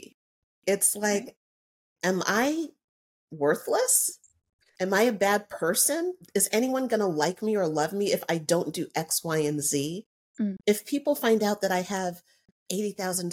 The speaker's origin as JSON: {"language": "English", "country": "United States", "said": "I'm an American"}